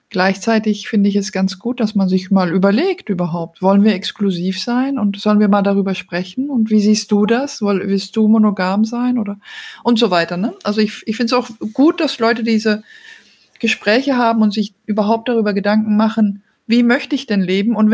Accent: Belgium; also born or lived in Denmark; now in Germany; bin ursprünglich aus Dänemark, aber in Belgien aufgewachsen und jetzt wohne ich derzeit in Deutschland und bin schon länger international unterwegs

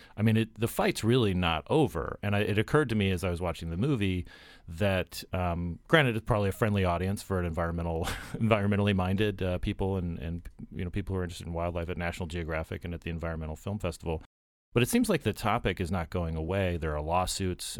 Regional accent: Arizona, United States; I'm a Westerner myself. I grew up in Arizona. I grew up on a cattle ranch

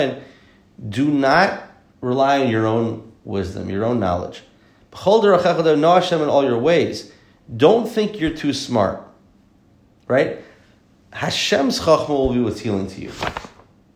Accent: the South, United States; I'm from the South

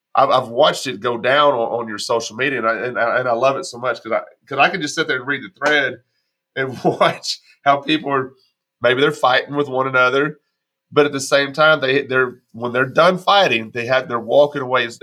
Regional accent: Texas, United States; also born or lived in Arkansas; now in Tennessee, United States; I live in Tennessee right now. I grew up in Texas. I spent 25 years in Arkansas before I moved to Tennessee.

